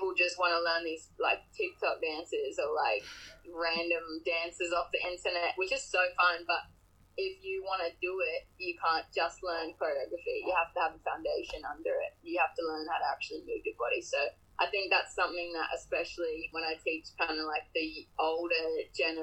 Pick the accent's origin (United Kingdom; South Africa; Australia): Australia; Sunshine Coast, Queensland; now in Sydney, Australia; So I'm from Queensland. I'm from the Sunshine Coast, which is where I am now